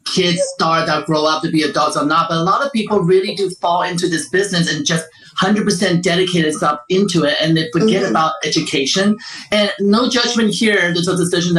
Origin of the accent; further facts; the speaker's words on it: Taiwan; now in United States; I'm from Taiwan